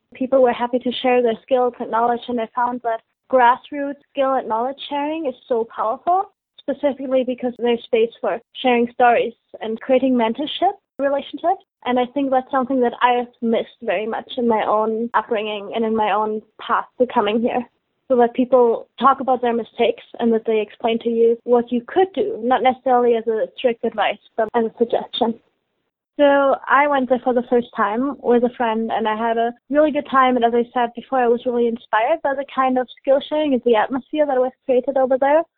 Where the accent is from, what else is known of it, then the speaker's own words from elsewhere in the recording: Germany; moved away as an adult; now in Halifax, Canada; I'm originally from Germany and I came here for an exchange for university.